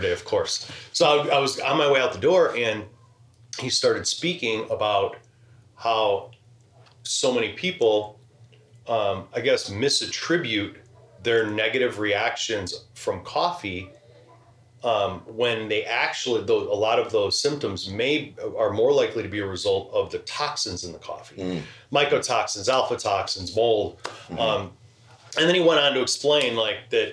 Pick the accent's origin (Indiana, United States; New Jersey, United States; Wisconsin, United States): Indiana, United States; Crown Point; moved away as an adult; also born or lived in Arizona; now in Chicago, United States; Then I ended up going to school and growing up in Northwest Indiana.